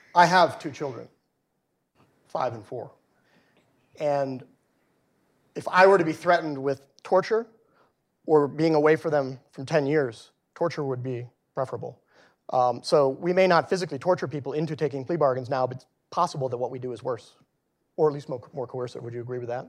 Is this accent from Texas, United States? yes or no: yes; Texas, United States; moved away; back in my home state of Texas